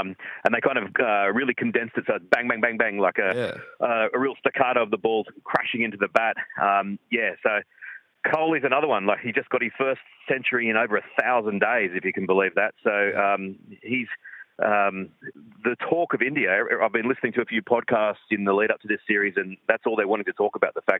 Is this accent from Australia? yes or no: yes; Australia; as far as an Aussie fan is concerned, and sure, it's great preparation for the World Cup. But it's also, you know, there'll be big crowds, big interest. And as a sort of an Australian fan, I'm really looking forward to it.